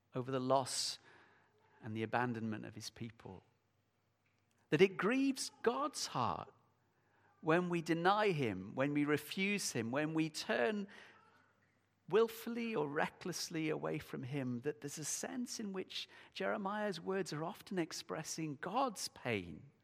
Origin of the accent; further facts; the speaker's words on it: United Kingdom; we're British